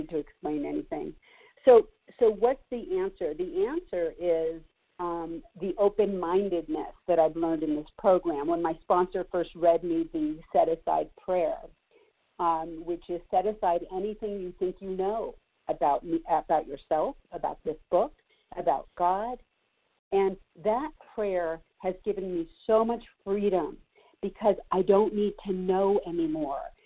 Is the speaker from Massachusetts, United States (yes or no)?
no; Los Angeles, California, United States; now in Colorado, United States; I grew up Jewish in Los Angeles